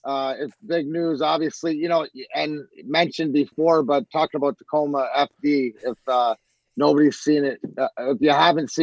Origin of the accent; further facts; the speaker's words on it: Canada; I'm a Canadian hockey player